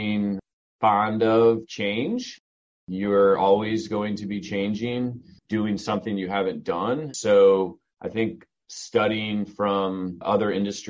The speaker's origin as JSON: {"language": "English", "region": "Southern Michigan", "country": "United States", "tie": "born or raised there", "also_born_or_lived": "Charlotte, North Carolina", "moved": "as an adult", "lives_now": "North Carolina, United States", "said": "I grew up in Southern Michigan, went to the University of Michigan"}